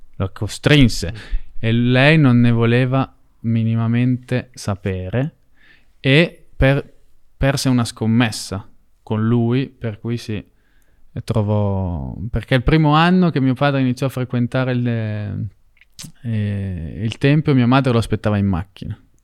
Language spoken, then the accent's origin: Italian; Italy; ero italiano e che quindi nel mio paese